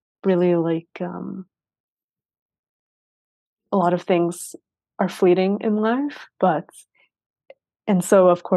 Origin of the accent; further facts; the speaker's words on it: Sweden; growing up in Sweden